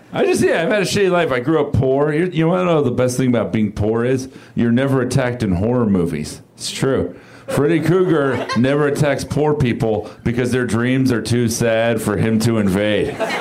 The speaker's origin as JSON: {"language": "English", "region": "South Florida", "country": "United States", "said": "I'm from South Florida."}